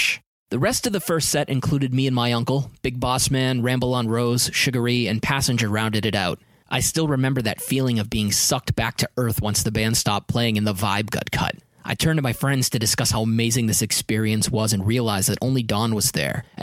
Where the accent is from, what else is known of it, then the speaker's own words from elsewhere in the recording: New Hampshire, United States; I'm from New Hampshire.